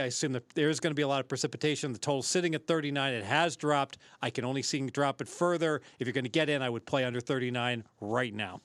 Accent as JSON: {"language": "English", "region": "Southern Ohio", "country": "United States", "said": "I'm from Southern Ohio"}